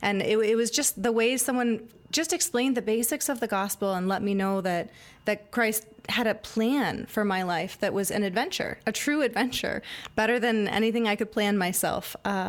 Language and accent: English; Ann Arbor, Michigan, United States; I'm from Ann Arbor, townie, okay. Very proud. There's not very many of us. Most people in Ann Arbor are transplants, but I am a real person from Ann Arbor. That's where I'm from.